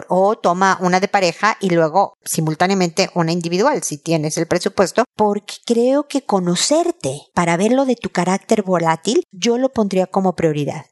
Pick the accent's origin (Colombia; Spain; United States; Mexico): Mexico; now in Chile; soy mexicana desde hace muchísimos años